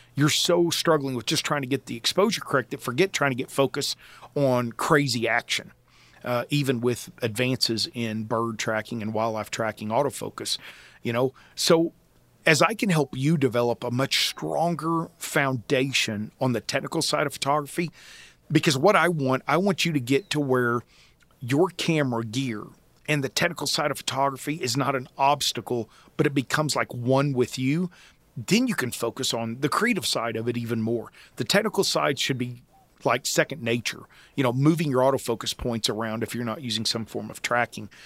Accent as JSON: {"language": "English", "region": "Oklahoma", "country": "United States", "tie": "born or raised there", "said": "I grew up in Oklahoma with a love for the Old West"}